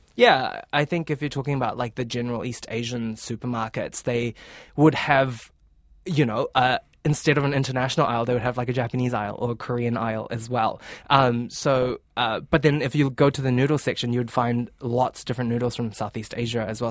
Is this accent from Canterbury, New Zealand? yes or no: no; Auckland, New Zealand; also born or lived in Fiji / Vancouver, Canada / Melbourne, Australia; I was born in the Fiji Islands, so Pacific Islands. Then we moved here in Tamaki, um, in the year two thousand, so I grew up here